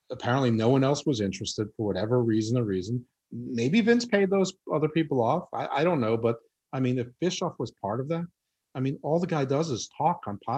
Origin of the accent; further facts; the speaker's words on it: New York, United States; accent: New York; Yeah, my accent's really watered down. But but listen, I totally get it from where you're from. That when my New York accent comes out